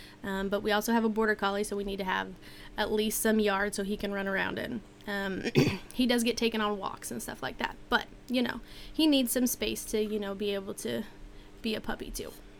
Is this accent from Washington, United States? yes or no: yes; Washington, United States; I grew up in Washington where it did get cold in the winter